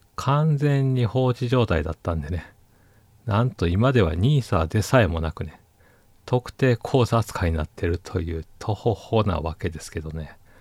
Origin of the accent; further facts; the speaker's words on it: Osaka, Japan; moved away as an adult; now in Tokyo, Japan; 私大阪人なんですけどね